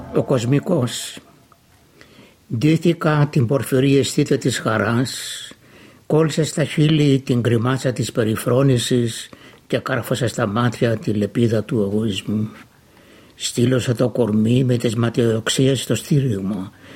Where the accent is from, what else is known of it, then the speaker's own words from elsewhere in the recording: Almopia, Pella, Central Macedonia, Greece; moved away as an adult; now in Melbourne, Australia; κατάγομαι από την Βόρειο Ελλάδα, επαρχία Αρμοπίας, νομού Πέλης. Στην Αυστραλία ήρθα το 1958